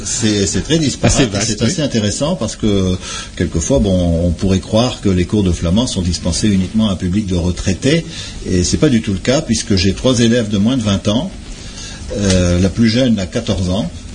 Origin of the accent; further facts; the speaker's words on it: Méteren, Hauts-de-France, France; first language French and Flemish; j'ai appris grâce à mes parents, grands-parents, à Métrennes, puisque je suis originaire de Métrennes. J'ai appris les deux langues en même temps